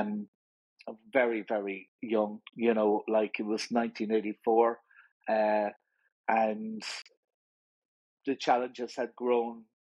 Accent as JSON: {"language": "English", "town": "Limerick", "region": "Munster", "country": "Ireland", "tie": "born or raised there", "also_born_or_lived": "Dublin", "said": "We moved to Limerick when I was young. The whole family moved down"}